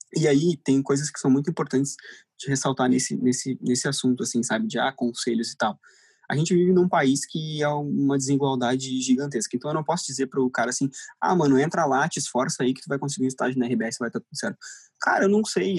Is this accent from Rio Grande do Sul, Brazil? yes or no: yes; Torres, Rio Grande do Sul, Brazil; moved away as an adult; now in Porto Alegre, Brazil; eu não sou daqui, eu sou de Torres